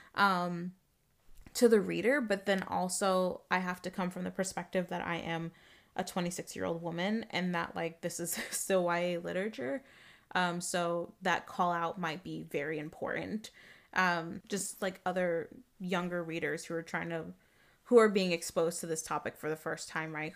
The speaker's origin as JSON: {"language": "English", "region": "Arizona", "country": "United States", "tie": "born or raised there", "said": "I'm a black girl growing up in Arizona"}